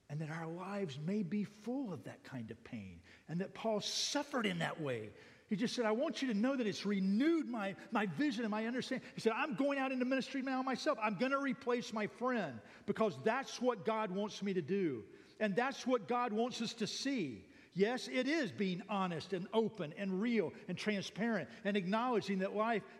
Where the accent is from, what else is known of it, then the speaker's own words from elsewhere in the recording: United States; now in Thailand; I'm an American living in Thailand